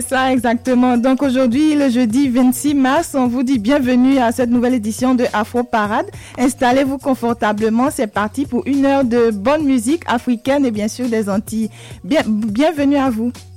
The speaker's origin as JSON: {"language": "French", "country": "Côte d’Ivoire", "said": "mon pays, chez moi, en Côte d'Ivoire"}